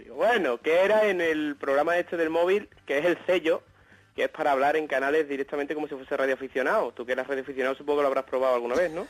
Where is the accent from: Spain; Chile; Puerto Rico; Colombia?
Spain; Seville, Andalusia; yo soy de Sevilla